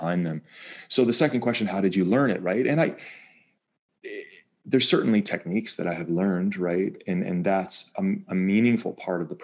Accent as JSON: {"language": "English", "area": "Bay Area", "region": "California", "country": "United States", "tie": "born or raised there", "also_born_or_lived": "East Coast / Maine", "moved": "yes", "said": "I grew up in California, in the Bay Area, outside of San Francisco."}